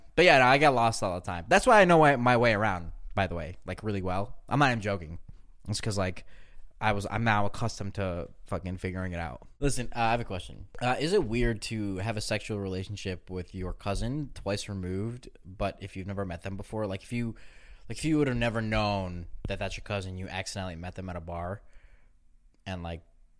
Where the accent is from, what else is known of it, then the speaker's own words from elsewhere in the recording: Belarus; born there; My mom told me that where I was born in Belarus